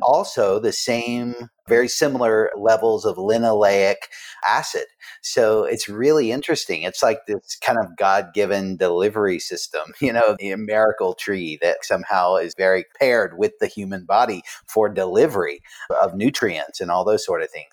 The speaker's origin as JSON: {"language": "English", "region": "Western North Carolina", "country": "United States", "tie": "born or raised there", "also_born_or_lived": "New York City", "moved": "as an adult", "said": "I'm a Southerner. I grew up in the mountains of Western North Carolina."}